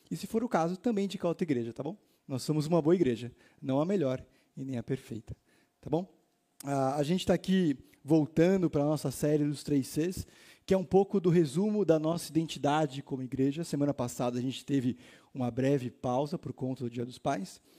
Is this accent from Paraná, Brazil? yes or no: no; Itaim, São Paulo, Brazil; eu sou aqui do Itaim.